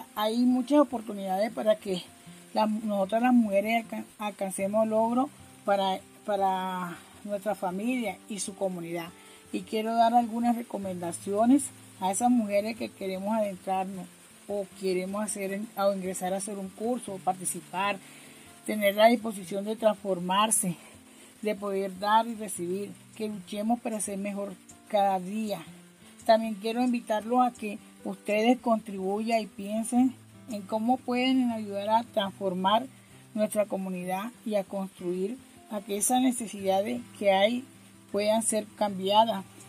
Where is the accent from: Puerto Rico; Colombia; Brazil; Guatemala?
Colombia; Barranquilla, Atlántico; moved away as an adult; now in Bogotá, Colombia; soy de Barranquilla, vivo en el barrio Arrayán y localidad Quinta de Usme. Ya tengo 12 años de, estar viviendo acá en Bogotá. Llegué en el año 2008.